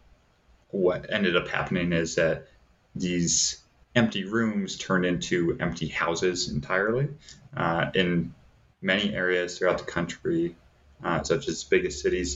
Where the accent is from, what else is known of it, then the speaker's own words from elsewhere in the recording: Davenport, Iowa, United States; now in Flagstaff, United States; where I grew up in Davenport, Iowa